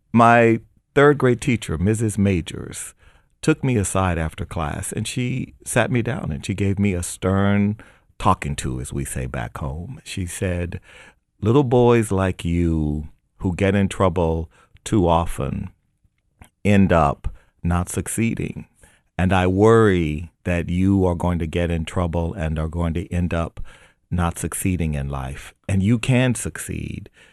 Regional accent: United States; I was born in America

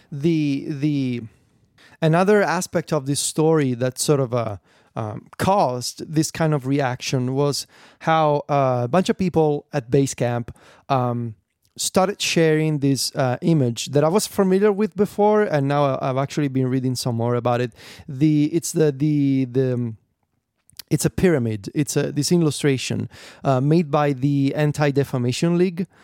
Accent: Italy; I'm Italian

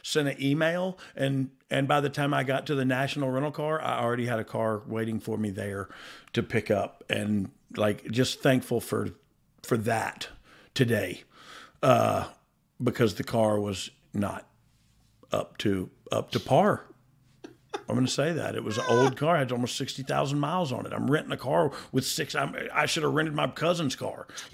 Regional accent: United States; I was born here in America

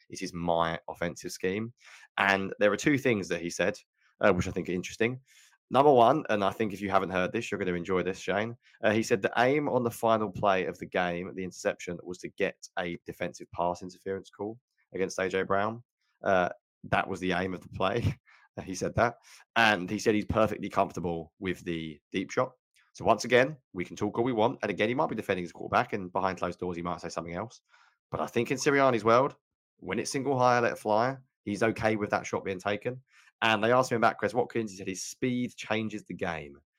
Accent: United Kingdom; I'm so British.

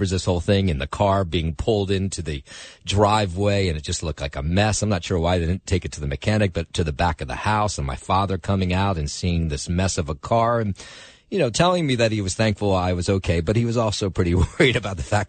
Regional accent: Trenton, New Jersey, United States; now in New York City, United States; my hometown of Trenton, New Jersey

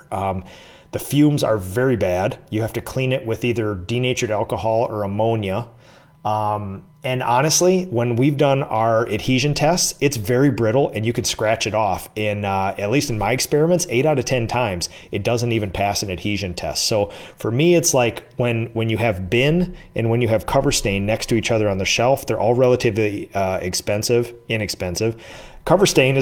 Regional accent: Minnesota, United States; I did the Chamber of Commerce in my hometown

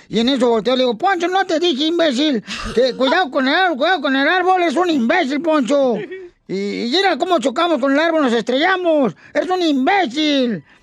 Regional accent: Zaguay, Michoacán, Mexico; Yo soy borracho, pero soy de Zaguay, Michoacán.

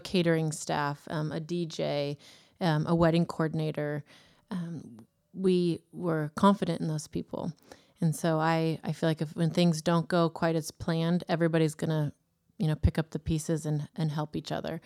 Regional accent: Davis, California, United States; now in Woodland, United States; I grew up in Davis.

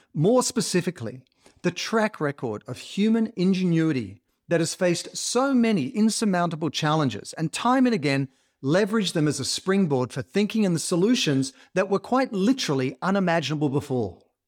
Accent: Australia; as an Australian who grew up in the water

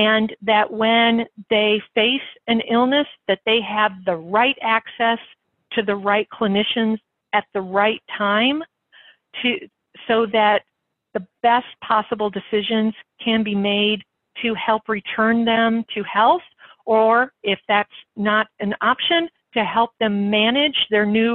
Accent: United States; As an American who has a lot of experience in health policy

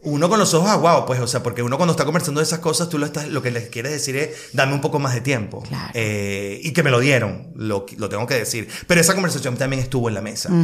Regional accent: Caracas, Capital District, Venezuela; moved away as an adult; also born or lived in Spain; now in Miami, United States; yo soy de Caracas

